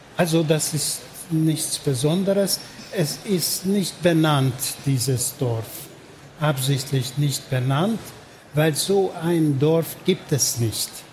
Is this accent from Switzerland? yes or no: no; Budapest, Hungary; German is a second language; Ich bin in Budapest geboren und aufgewachsen